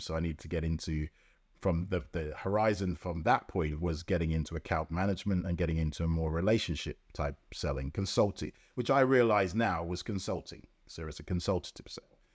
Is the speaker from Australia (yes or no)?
no; London, United Kingdom; also born or lived in Jamaica; I grew up in Lambeth